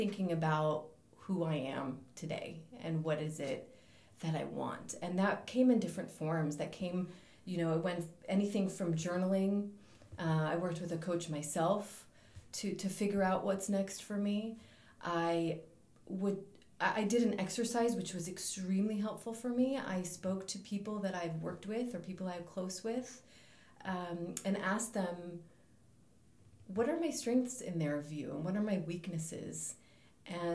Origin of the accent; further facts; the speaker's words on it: Los Angeles, California, United States; moved away as an adult; now in Amsterdam, Netherlands; I was born and raised in Los Angeles